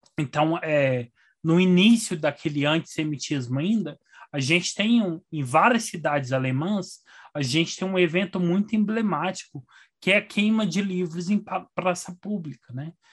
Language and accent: Portuguese; Frutal, Minas Gerais, Brazil; now in Brasília, Brazil; eu nasci em Frutal